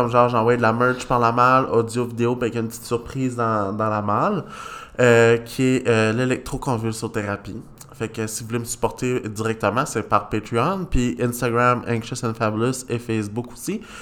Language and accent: French; Magdalen Islands, Quebec, Canada; Tu sais, je viens des îles de la Madeleine. C'est pas facile nécessairement sortir de l'île, tu sais.